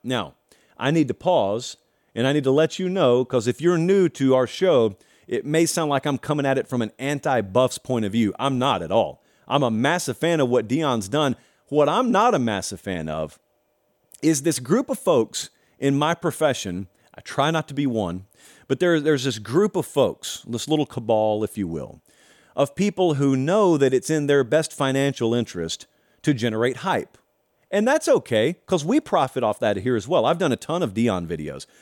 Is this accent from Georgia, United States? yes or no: yes; Georgia, United States; I grew up in Forts in Georgia